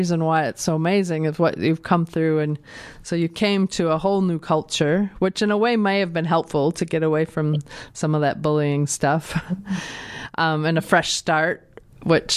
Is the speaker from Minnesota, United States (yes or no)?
yes; Minnesota, United States; moved away as an adult; also born or lived in New Zealand; now in Dunedin, New Zealand; I come from Minnesota, which is, I grew up in a very sort of white middle class area